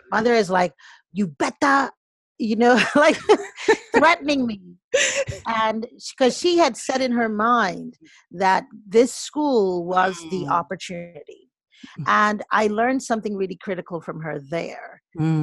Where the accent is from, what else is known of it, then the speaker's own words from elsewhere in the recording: Lagos, Nigeria; also born or lived in Boston, United States / Nnewi, Anambra State (family origin); now in United States; I was born in Boston, mm-hmm. but I am originally, I'm Nigerian